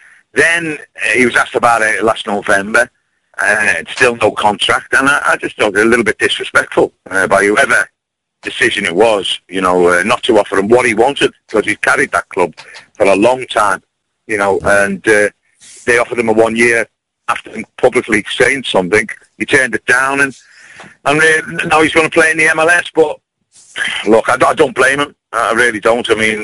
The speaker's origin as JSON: {"language": "English", "town": "Liverpool", "region": "North West England", "country": "United Kingdom", "tie": "born or raised there", "said": "one of my idols was Kenny Dalglish as a boy, or Kim Keegan, growing up in Liverpool."}